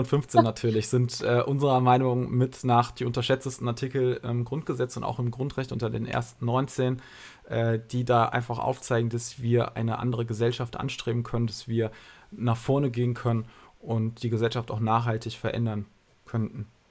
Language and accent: German; Germany; Ich bin hier geboren, ich bin hier aufgewachsen, ich bin zur Schule gegangen, habe hier studiert